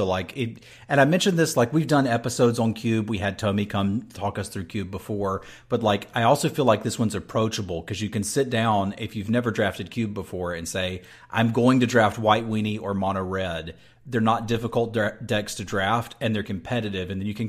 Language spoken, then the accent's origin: English; North Carolina, United States; Dude, I grew up in North Carolina